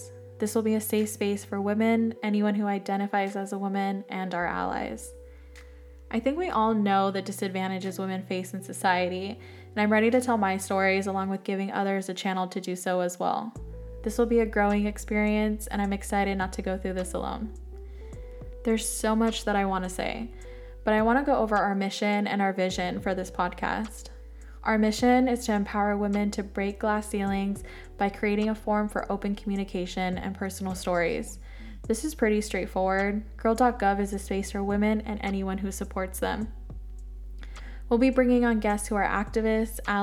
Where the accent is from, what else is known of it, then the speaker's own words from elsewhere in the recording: San Diego, California, United States; I was born and raised in San Diego, California